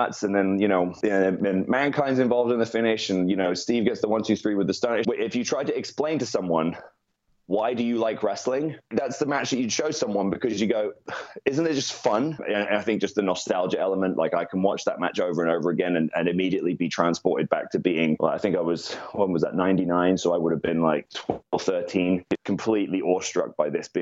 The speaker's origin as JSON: {"language": "English", "country": "United Kingdom", "said": "I'm British"}